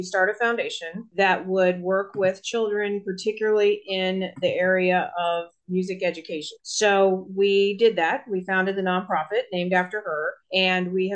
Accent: Virginia, United States; I was born and raised in Virginia. I have lived here all of my life within a 100-mile radius.

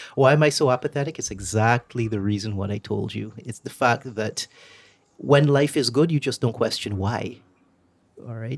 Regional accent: Barbados; moved away as an adult; also born or lived in Trinidad; I was growing up in Barbados in such a politically stable place

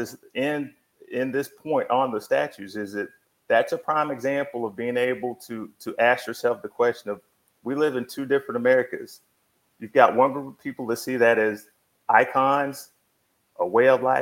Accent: Texas, United States; as a kid growing up in Texas

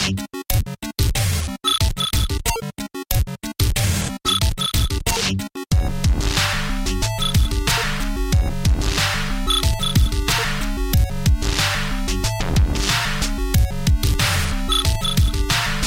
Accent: Secaucus, New Jersey, United States; my hometown

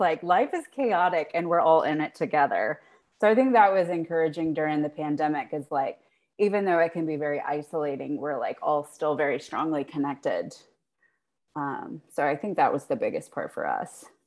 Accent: South Carolina, United States; moved away as an adult; also born or lived in Virginia; now in Maryland, United States; I'm from South Carolina

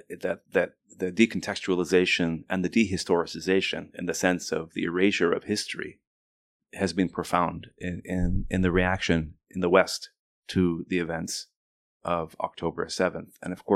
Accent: Lebanon; also born or lived in Washington, D.C., United States; But I grew up in Lebanon because my parents moved back to Lebanon when I was three. And, you know, I grew up there during the Civil War period.

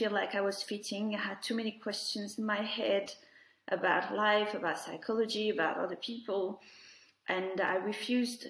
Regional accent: France; moved away as an adult; now in United Kingdom; I was born in France, where I was where I grew up and where I had my main education.

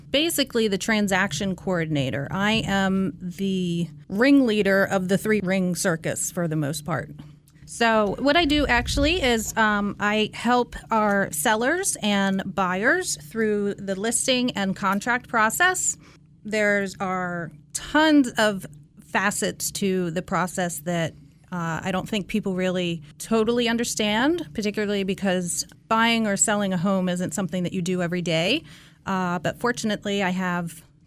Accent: Baltimore, Maryland, United States; moved away as an adult; now in Jupiter, United States; I am from Baltimore, Maryland, northern Baltimore County

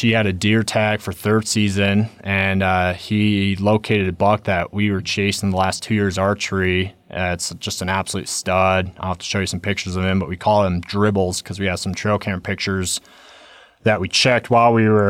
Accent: Silverthorne, Colorado, United States; I grew up in Silverthorne, Colorado, so did a second season mule deer hunt up there.

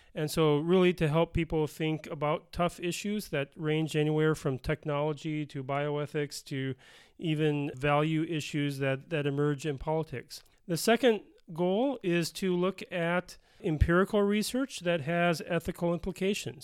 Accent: Bloomington, Minnesota, United States; moved away as an adult; also born or lived in Denver, Colorado / Pennsylvania; now in South Dakota, United States; I grew up in Minnesota in the, uh, the suburb of Bloomington, uh, which is a suburb of Minneapolis

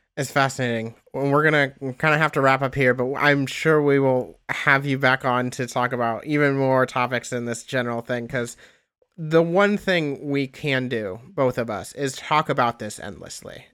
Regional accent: Indiana, United States; I am from Indiana

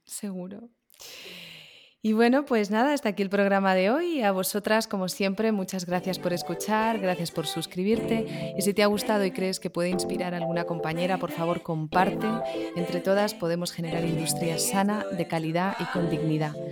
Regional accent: Barcelona, Catalonia, Spain; moved away as an adult; also born or lived in Girona; now in Madrid, Spain; yo soy de Barcelona, pero vivo en Madrid.

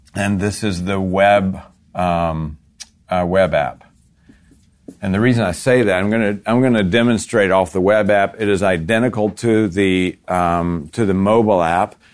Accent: Florida, United States; I'm from Florida

